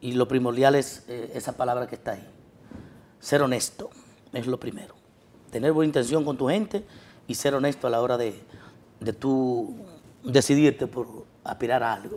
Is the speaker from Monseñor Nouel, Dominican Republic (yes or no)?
yes; Bonao, Monseñor Nouel, Dominican Republic; mi pueblo de Bonao, primeramente donde soy, con orgullo